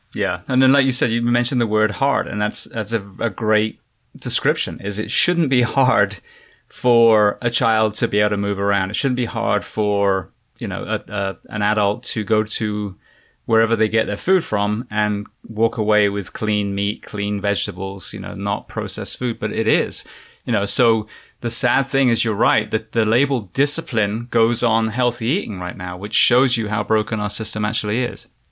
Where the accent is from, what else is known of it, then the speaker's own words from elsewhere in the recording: England, United Kingdom; moved away as an adult; now in United States; I am originally from England, now moving to the States